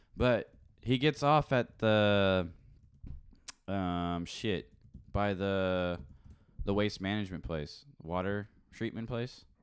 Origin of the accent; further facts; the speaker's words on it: England, United Kingdom; I'm English